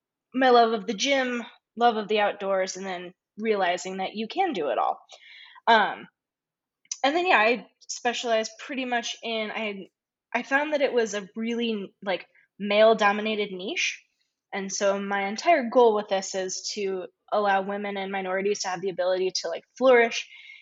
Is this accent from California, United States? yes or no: no; around Tahoe on the Nevada side, United States; I was born in the Sierra Nevada mountains, just around Tahoe on the Nevada side.